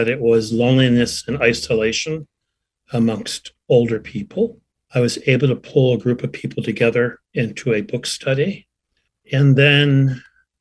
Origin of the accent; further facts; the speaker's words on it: Vermont, United States; moved away as an adult; I returned to my hometown in Vermont, a community of about 800 people